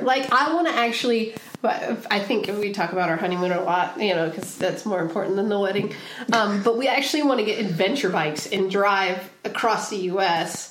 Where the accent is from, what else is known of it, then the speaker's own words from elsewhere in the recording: Pacific Northwest, United States; also born or lived in Pismo Beach, California; now in San Diego, United States; I grew up in the Pacific Northwest, but then I also grew up in the northern part of Central California, or okay. sorry, the southern part of Central California, uh-huh. and so like Pismo Beach area.